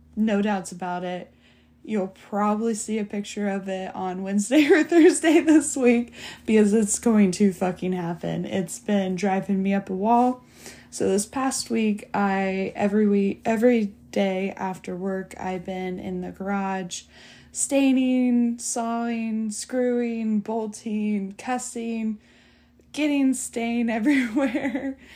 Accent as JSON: {"language": "English", "country": "United States", "said": "being American"}